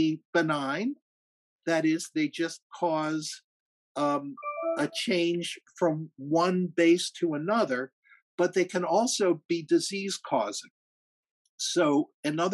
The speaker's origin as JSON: {"language": "English", "area": "Rockland County", "region": "New York", "country": "United States", "tie": "born or raised there", "said": "I grew up in Rockland County."}